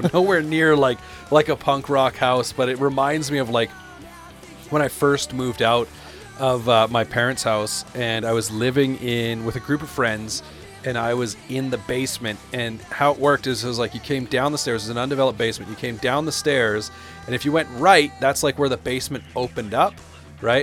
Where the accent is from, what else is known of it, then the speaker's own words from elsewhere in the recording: Canada; I'm from Canada